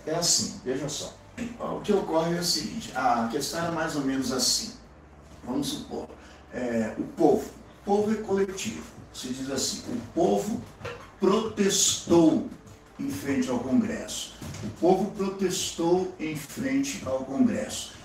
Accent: Brazil; como brasileiro, como cidadão

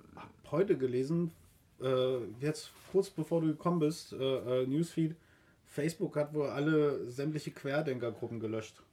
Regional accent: East Germany, Germany; Wir kommen aus der DDR

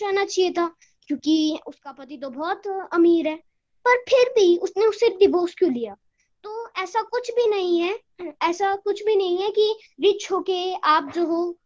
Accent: Shimla, Himachal Pradesh, India; मैं शिमला से हूँ

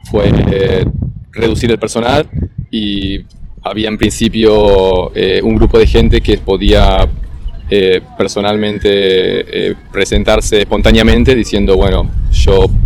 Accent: Buenos Aires, Argentina; moved away as an adult; now in Australia; Soy de Buenos Aires, de Argentina.

